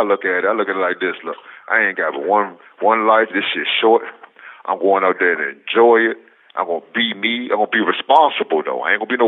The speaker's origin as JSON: {"language": "English", "town": "Richmond", "region": "Virginia", "country": "United States", "said": "I'm from Richmond"}